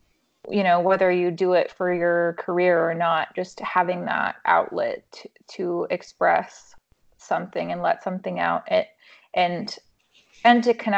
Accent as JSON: {"language": "English", "country": "Mongolia", "tie": "born or raised there", "moved": "yes", "lives_now": "United States", "said": "I grew up in Mongolia. My parents were missionaries, and long story short, I ended up coming back to the U.S., ended up in Nashville"}